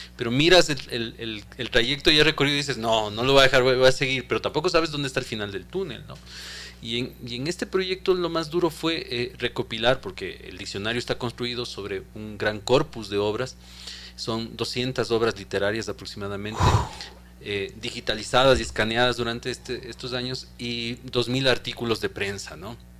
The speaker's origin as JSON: {"language": "Spanish", "country": "Ecuador", "said": "lo que somos los ecuatorianos"}